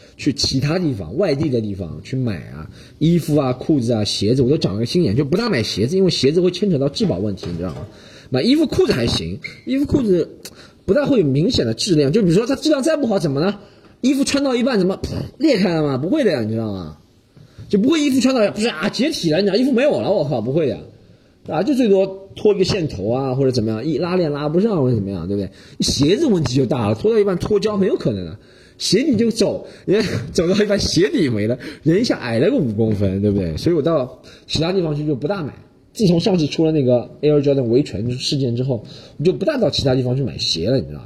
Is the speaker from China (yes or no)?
yes; China; 中国学生，咱们中国读复旦大学